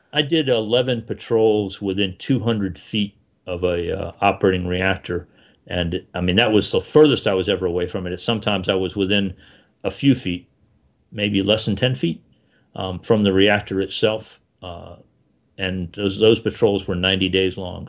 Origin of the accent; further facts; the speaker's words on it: South Florida, United States; I grew up in South Florida